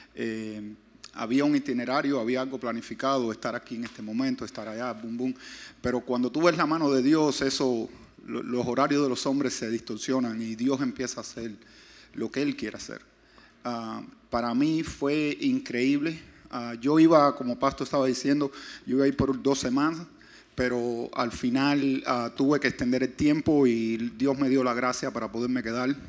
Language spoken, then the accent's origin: Spanish; Pinar del Río, Cuba; yo nací en Pinar del Río